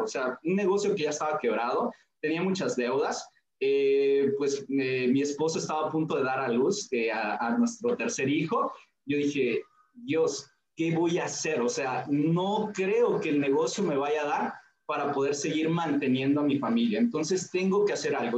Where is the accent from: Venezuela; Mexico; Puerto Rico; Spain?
Mexico; Tulancingo, Hidalgo; now in Villahermosa, Mexico; yo soy de la ciudad de Tulancingo Hidalgo, ahí es donde nací